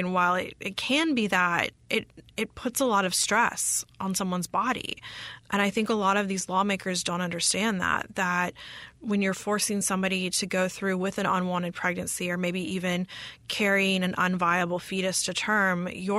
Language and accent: English; Mississippi, United States; moved away as an adult; also born or lived in New York / Washington, D.C.; I'm from Mississippi originally